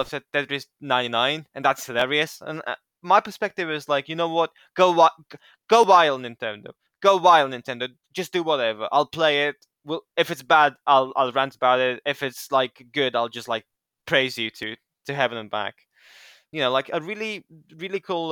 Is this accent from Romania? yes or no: yes; Romania; I'm from Romania. I'm from Eastern Europe